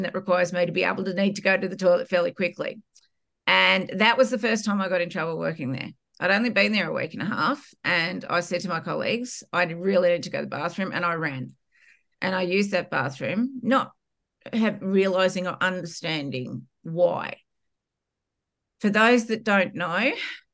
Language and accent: English; Australia; accent: Australian; if you can't tell by my accent, I'm Australian